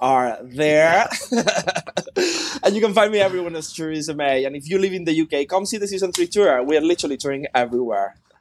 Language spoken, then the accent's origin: English; Spain; I am Spanish